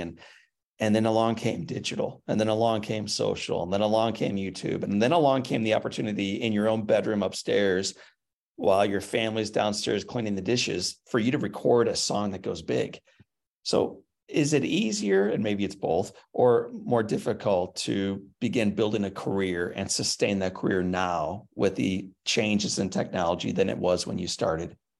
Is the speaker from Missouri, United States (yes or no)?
yes; St. Louis, Missouri, United States; now in Nashville, United States; I was born up in Saint Louis